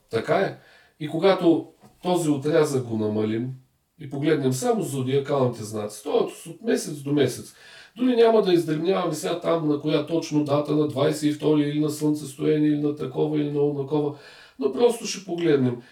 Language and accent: Bulgarian; Bulgaria; като един българин държа да го кажа много важно, защото ние българите сме със специфична вяра